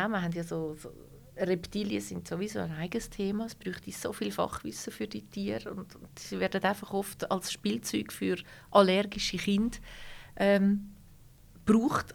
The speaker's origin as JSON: {"language": "German", "country": "Switzerland", "said": "bei uns in der Schweiz"}